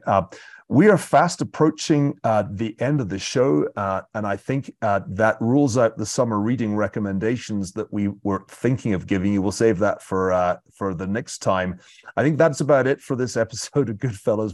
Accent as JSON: {"language": "English", "country": "United Kingdom", "said": "being British"}